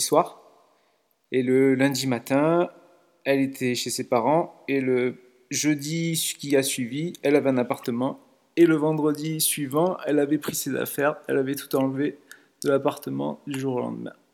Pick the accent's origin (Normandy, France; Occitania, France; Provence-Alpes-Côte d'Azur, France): Provence-Alpes-Côte d'Azur, France; Nice; je suis de Nice, j'ai 36 ans